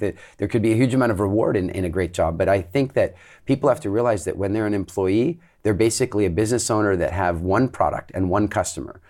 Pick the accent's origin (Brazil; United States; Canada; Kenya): Canada; also born or lived in England; now in Dominican Republic; I grew up in Canada